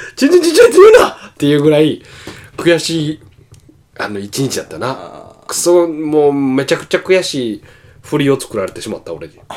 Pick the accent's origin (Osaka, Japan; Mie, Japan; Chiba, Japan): Osaka, Japan; 大阪から来ましたみたいな